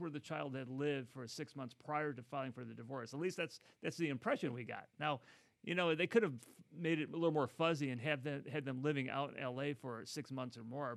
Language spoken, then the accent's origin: English; Midwest, United States; now in Los Angeles, United States; I come from the Midwest